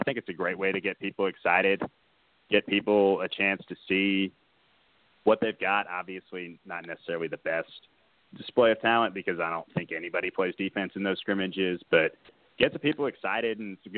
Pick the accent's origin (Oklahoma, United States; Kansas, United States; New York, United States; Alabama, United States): Kansas, United States; growing up in Kansas, it was a huge tradition.